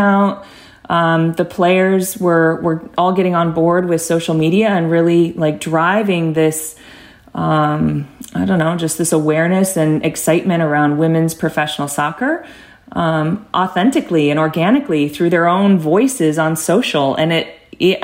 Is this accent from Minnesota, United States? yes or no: no; Arizona, United States; I grew up in the Arizona youth soccer system